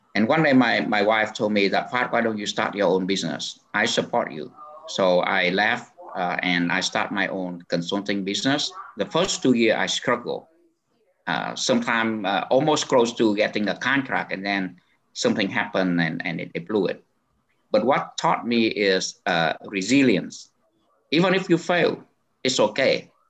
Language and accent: English; Ho Chi Minh City, Vietnam; also born or lived in Minnesota; now in Garden Grove, United States; I was born actually in Saigon